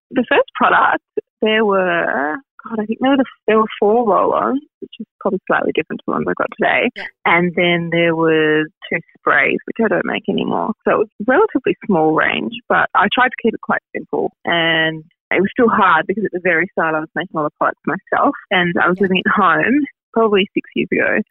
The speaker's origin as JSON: {"language": "English", "town": "Melbourne", "region": "Victoria", "country": "Australia", "tie": "born or raised there", "also_born_or_lived": "Germany", "said": "I grew up in Melbourne and finished school and went to uni straight away"}